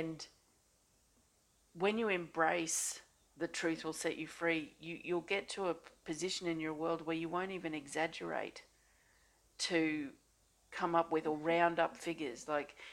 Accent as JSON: {"language": "English", "country": "Australia", "said": "I'm an Australian energy healer"}